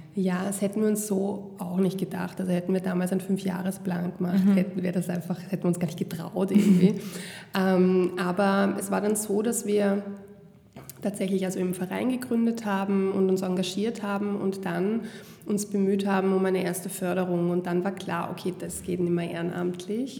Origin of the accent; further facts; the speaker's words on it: Vienna, Austria; Ich bin selber in Wien geboren